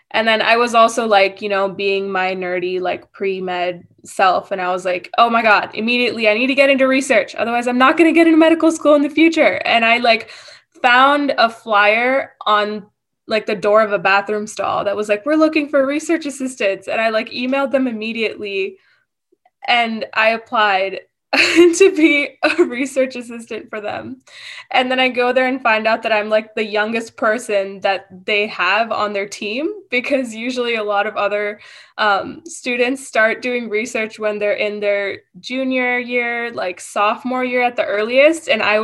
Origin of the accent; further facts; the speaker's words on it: Michigan, United States; born there; also born or lived in India / Arizona; So I was born in Michigan and then I lived in India for a few years. And then I came to Arizona